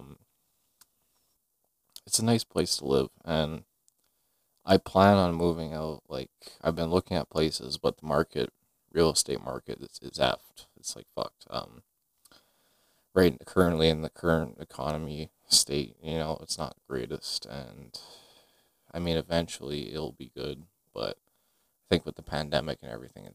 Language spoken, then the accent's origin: English; Greenfield Park, Quebec, Canada; also born or lived in Montreal; I grew up in Greenfield Park my whole life, 21 years of age